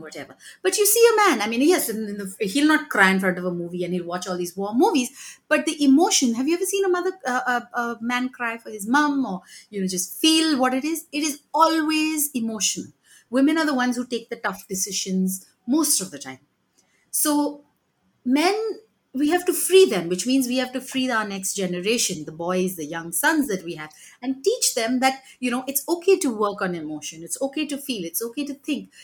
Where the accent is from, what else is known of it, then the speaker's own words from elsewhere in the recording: Mumbai, Maharashtra, India; I grew up in Mumbai